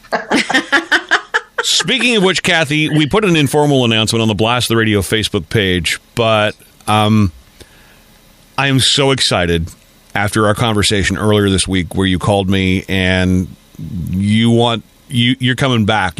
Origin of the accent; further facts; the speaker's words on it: Nepean, Ontario, Canada; now I'm a North American kid growing up in Nepean